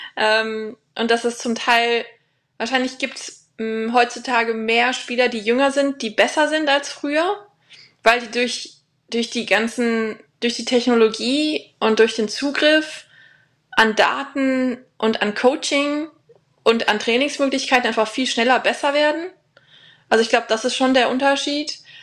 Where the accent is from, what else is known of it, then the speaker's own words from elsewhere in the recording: Germany; moved away as an adult; now in Sarasota, United States; ich war ja lange alleine, die einzige Deutsche